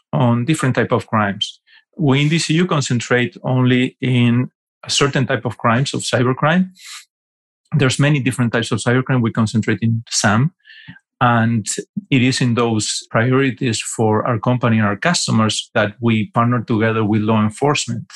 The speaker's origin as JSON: {"language": "English", "country": "Argentina", "also_born_or_lived": "New York City, United States / Fort Lauderdale, Florida, United States", "moved": "as an adult", "said": "I'm from Argentina originally"}